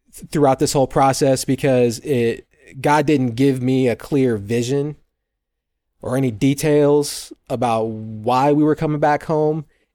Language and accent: English; Fort Wayne, Indiana, United States; also born or lived in Atlanta; So I was born and raised here in Fort Wayne, and my wife and I moved away with our daughter back in 2009 to go to Atlanta.